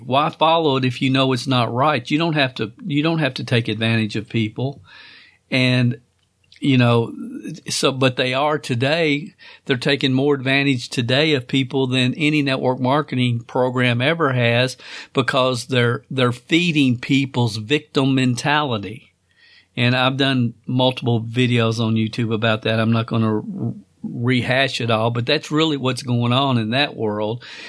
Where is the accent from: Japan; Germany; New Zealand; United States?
United States; Stamping Ground, Kentucky; Stamping Ground, Kentucky